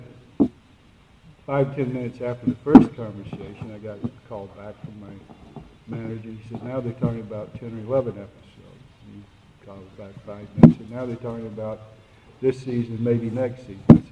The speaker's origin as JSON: {"language": "English", "region": "Georgia", "country": "United States", "tie": "born or raised there", "said": "my home state in Georgia"}